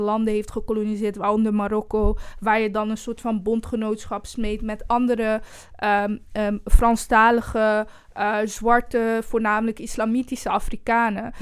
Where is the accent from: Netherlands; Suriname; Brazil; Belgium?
Belgium; Brussels, Brussels-Capital Region; moved away; also born or lived in Rwanda; omdat ik zeg maar een groot deel van mijn jeugd ook heb doorgebracht in Brussel.